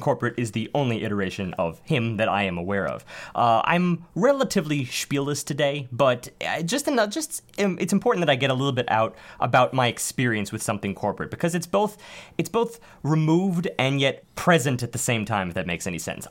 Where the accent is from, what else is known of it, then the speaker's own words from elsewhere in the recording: New York City, New York, United States; being New Yorkers